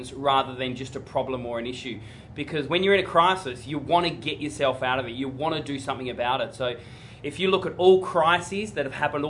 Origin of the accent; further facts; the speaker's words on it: Tasmania, Australia; I grew up in Tasmania